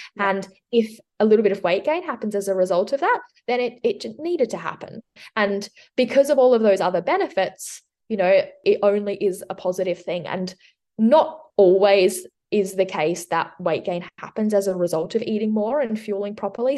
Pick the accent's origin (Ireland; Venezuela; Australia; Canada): Australia; southwest of Western Australia; also born or lived in Switzerland; I'm from um, the southwest of Western Australia. I've lived here for about 20 years, but before that, I lived in Switzerland. So, I was born in Switzerland and we moved here when I was six.